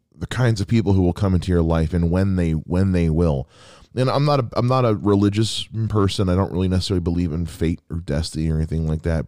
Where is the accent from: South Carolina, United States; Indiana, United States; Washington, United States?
South Carolina, United States; moved away; my home state of South Carolina